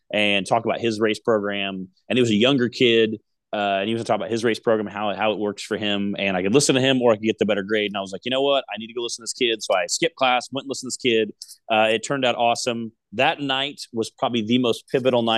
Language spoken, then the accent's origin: English; Decatur, Illinois, United States; I come from Decatur, Illinois, Central Illinois, Midwest